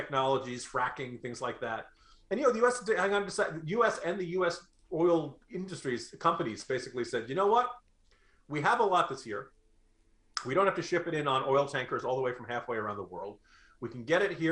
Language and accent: English; New Jersey, United States; I grew up in New Jersey